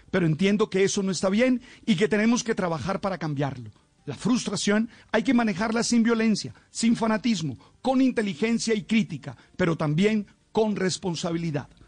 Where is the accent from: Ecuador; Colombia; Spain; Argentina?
Colombia; No voy a ceder a esa tentación caníbal que nos define como colombianos